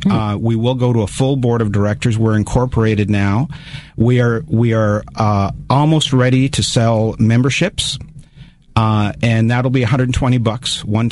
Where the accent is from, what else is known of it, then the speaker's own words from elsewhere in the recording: Kitchener, Ontario, Canada; I come from Kitchener in Ottawa, but I've lived here a long time.